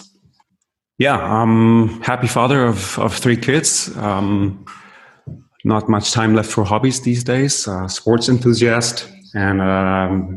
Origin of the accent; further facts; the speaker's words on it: Berlin, Germany; I was born and raised in Berlin